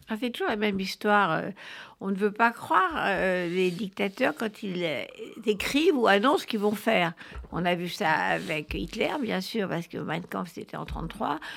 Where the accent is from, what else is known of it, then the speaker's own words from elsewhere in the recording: France; chez nous en France